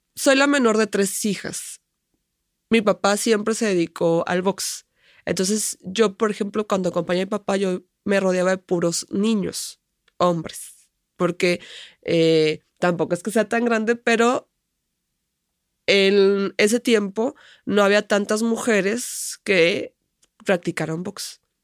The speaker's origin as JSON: {"language": "Spanish", "town": "Tuxpan", "region": "Nayarit", "country": "Mexico", "said": "Tuxpan, que es donde vivo o de donde soy"}